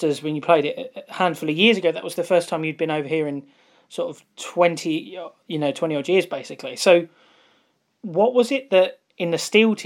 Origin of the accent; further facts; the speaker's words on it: England, United Kingdom; as an Englishman, I was quite happy